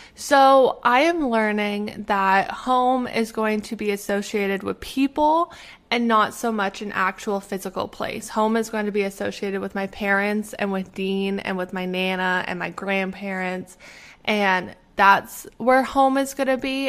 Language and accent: English; Canada; moved away as an adult; now in Pittsburgh, United States; I am originally from Canada